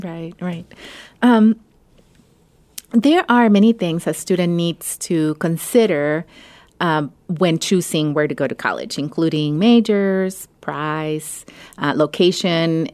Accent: Mexico; now in Ohio, United States; I grew up in Mexico, but, um, my family is Salvadoran

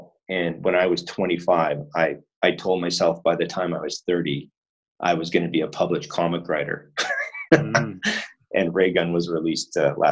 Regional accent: Winnipeg, Manitoba, Canada; moved away as an adult; now in Japan; in Winnipeg, my hometown

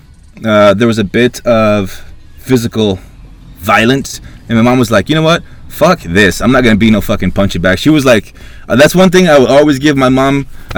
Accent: Honduras; moved away; I was born in Honduras, third world country, back in 83.

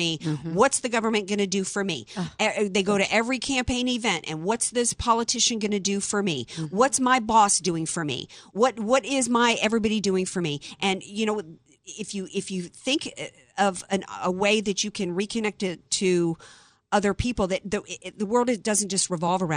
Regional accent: Deep South, United States; I grew up in the Deep South

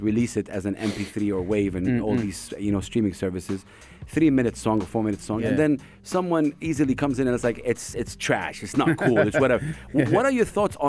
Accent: Saudi Arabia; moved away as an adult; now in United Arab Emirates; I'm from Saudi Arabia

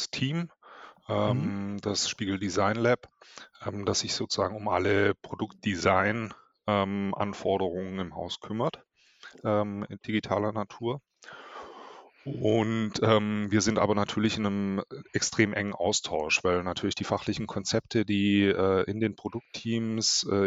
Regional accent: Ravensburg, Baden-Württemberg, Germany; now in Hamburg, Germany; Ähm, aus Ravensburg

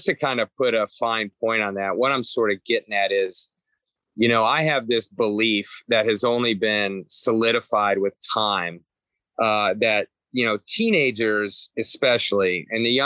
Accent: Atlanta, Georgia, United States; now in Cincinnati, United States; I was from Atlanta. There were two Catholic high schools in Atlanta, which is much larger here. There was the archdiocesan one and the private one. I went to the private one

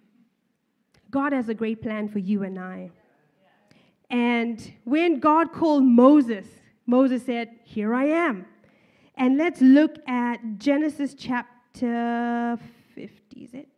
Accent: Zimbabwe; moved away; Even I am from Zimbabwe

